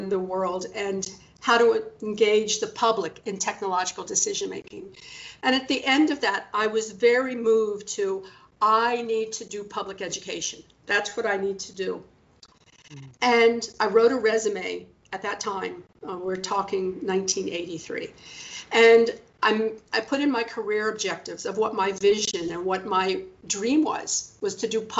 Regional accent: Washington, District of Columbia, United States; I was born in Washington, D.C., and it was really formative in my life, and I'm very proud to be a native Washingtonian

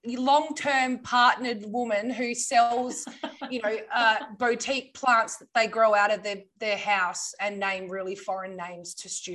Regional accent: Australia; accent: Australian; our accent is weird, and I can admit that being Australian.

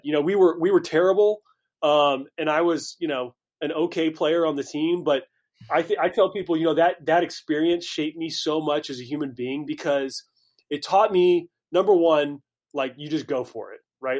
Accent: Carmel, Indiana, United States; moved away as an adult; also born or lived in Greenville, South Carolina / Pittsburgh / Lyon, France; now in Dallas, United States; I grew up in Indianapolis, small suburb north of the city, Carmel, Indiana.

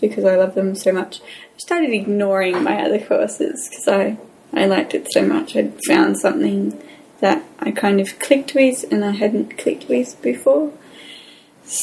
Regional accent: Australia; I'm Australian English.

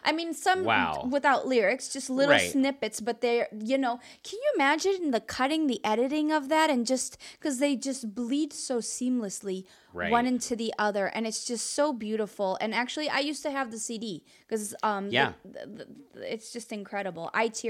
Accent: Mexico; I am from Mexico. We dance. We like to dance at things.

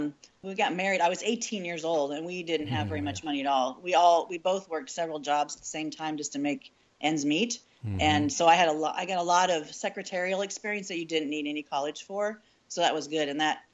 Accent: United States; moved away as an adult; now in Thailand; we were born and raised in America

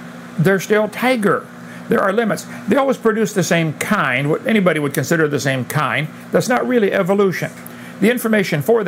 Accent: Illinois, United States; I come from Illinois, corn country.

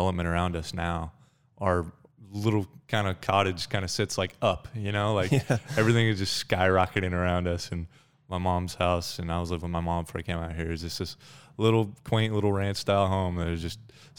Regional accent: Thornton, Colorado, United States; So I grew up in Thornton, Colorado, which is just a little bit north of Denver, about 20 miles.

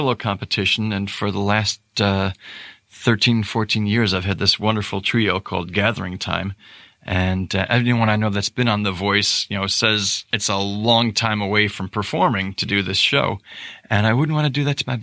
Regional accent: Rochester, New York, United States; I grew up in Rochester

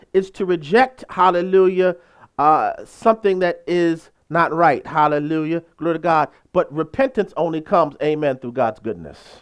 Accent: United States; I'm from this country, hallelujah. I'm uniquely American

